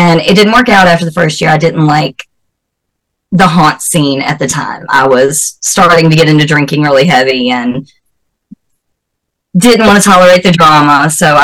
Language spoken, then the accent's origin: English; the South, United States; accent: southern; also born or lived in North Carolina; I'm from the South, so I was like, these people actually have my accent.